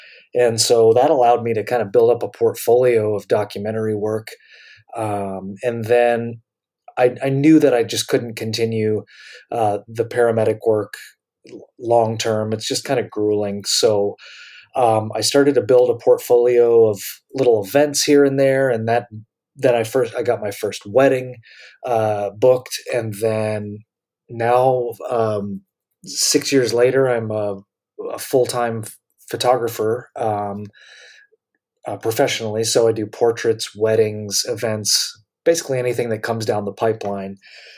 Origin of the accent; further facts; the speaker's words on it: North Carolina, United States; also born or lived in Michigan / Florida; I was born in Michigan, grew up in between Florida and North Carolina. I moved around a lot, even though I don't have parents in the military. So I basically became an adult in North Carolina